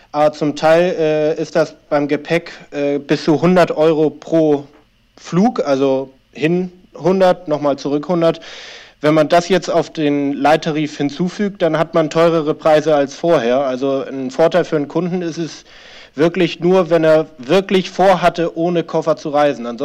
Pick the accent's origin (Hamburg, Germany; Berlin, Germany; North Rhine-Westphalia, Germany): Hamburg, Germany; Ich äh, wohne in Hamburg schon seit etlichen Jahren, bin zwar halb Argentinier, aber hauptsächlich habe ich mein Leben in, in Hamburg verbracht.